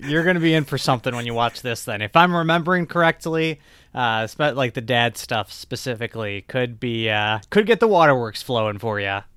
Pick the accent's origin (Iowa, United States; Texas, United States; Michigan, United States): Michigan, United States; my home state of Michigan